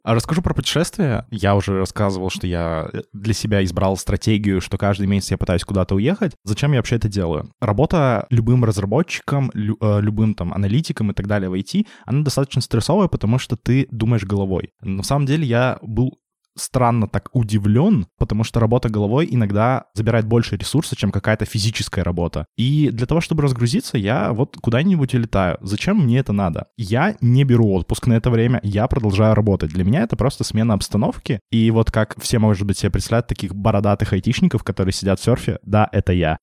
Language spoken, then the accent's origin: Russian; Yekaterinburg, Sverdlovsk Oblast, Russia; moved away as an adult; now in Saint Petersburg, Russia; я изначально родился в Екатеринбурге, то есть пошел здесь в университет